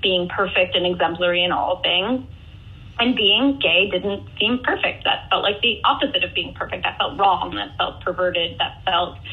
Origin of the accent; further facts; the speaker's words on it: Northampton, Massachusetts, United States; moved away as an adult; also born or lived in Atlanta; I grew up in Northampton, Massachusetts